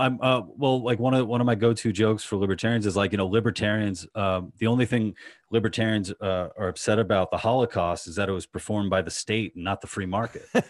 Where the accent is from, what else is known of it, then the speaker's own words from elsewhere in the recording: New York, United States; New York, in Queens